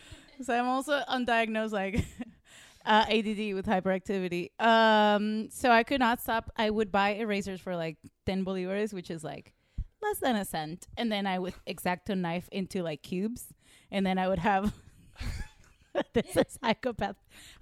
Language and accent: English; Venezuela; moved away; I grew up in Venezuela.